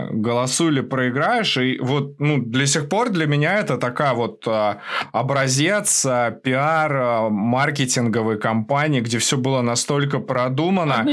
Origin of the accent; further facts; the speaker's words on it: Russia; now in Ukraine; Я вообще э, родился и вырос в России, но волею судьбы, как бы, я там последние 10 лет живу в Украине.